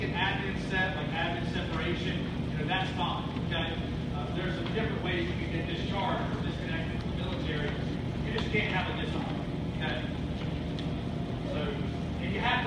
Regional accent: United States; moved away as an adult; also born or lived in San Diego; I'm originally from Union County

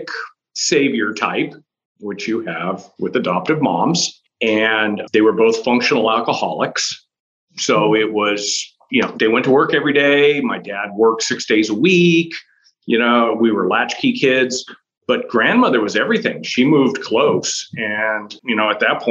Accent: Chicago, Illinois, United States; growing up was interesting. We were in Chicago

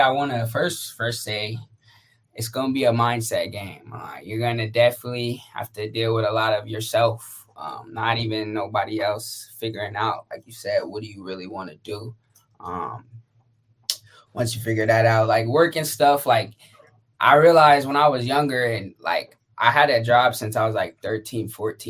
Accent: San Diego, California, United States; also born or lived in Atlanta / Jacksonville / Phoenix; Well, I've been a lot of places. I lived in Atlanta, Jacksonville, Phoenix. I'm from San Diego though. So my dad's in the military, mom's a teacher, so we was everywhere.

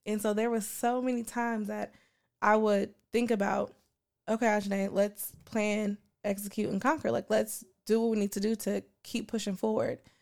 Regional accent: Portland, Oregon, United States; growing up on Eleven and Free Month, in Portland, Oregon

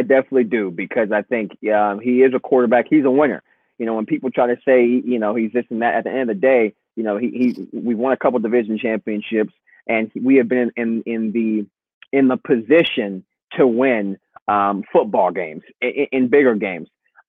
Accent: Dallas, Texas, United States; I grew up in the Dallas area

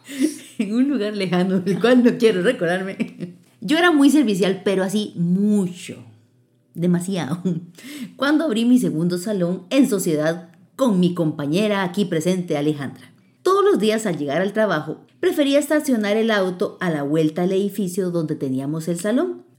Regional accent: Costa Rica; como buena tica, hablaba el español

